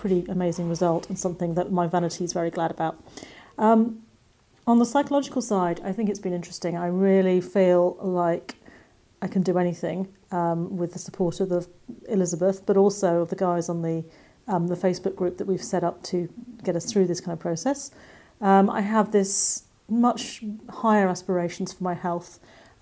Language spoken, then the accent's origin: English; England, United Kingdom; accent: English; I live in England, as you can probably hear from my accent